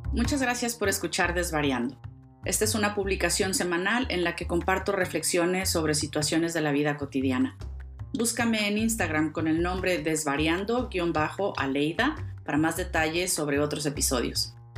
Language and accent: Spanish; Mexico; moved away; viajaba con frecuencia a mi tierra a México